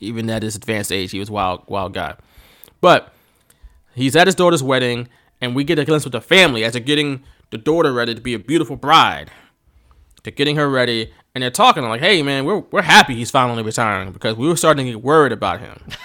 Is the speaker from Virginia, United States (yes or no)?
no; Philadelphia, Pennsylvania, United States; accent: Philly; I'm from Philly, and I can probably do a better accent